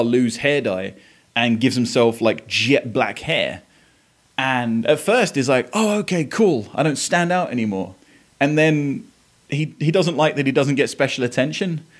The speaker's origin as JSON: {"language": "English", "area": "Essex", "region": "East of England", "country": "United Kingdom", "tie": "born or raised there", "moved": "yes", "lives_now": "Tennessee, United States", "said": "I live in Tennessee. I grew up in Essex in England"}